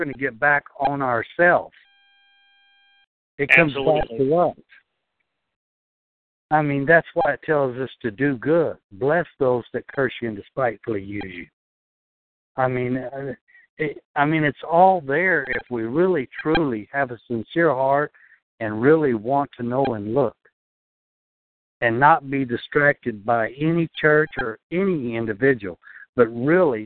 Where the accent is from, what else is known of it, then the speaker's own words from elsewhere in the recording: Texas, United States; now in New York, United States; I'm from Texas